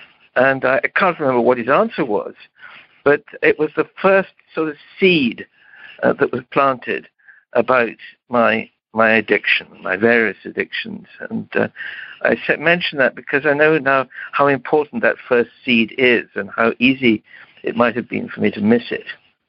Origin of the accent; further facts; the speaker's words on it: Romania; I moved back to my home country. I'm of Romanian origin, but of British nationality